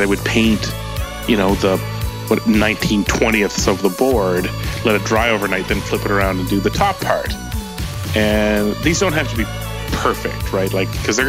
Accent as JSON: {"language": "English", "country": "Canada", "said": "I am the Canadian Bob Vila"}